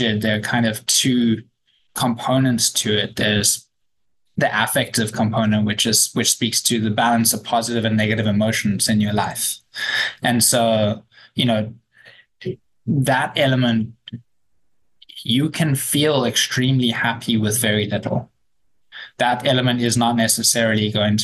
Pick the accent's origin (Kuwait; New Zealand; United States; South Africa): South Africa; as a South African